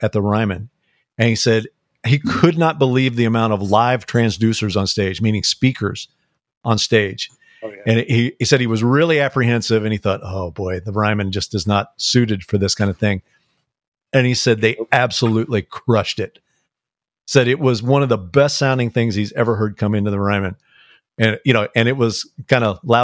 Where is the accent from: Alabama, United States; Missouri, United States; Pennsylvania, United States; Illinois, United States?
Missouri, United States; St. Louis; I grew up in St. Louis